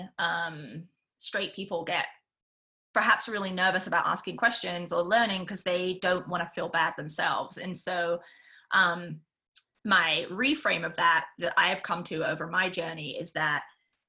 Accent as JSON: {"language": "English", "country": "United Kingdom", "said": "I'm British"}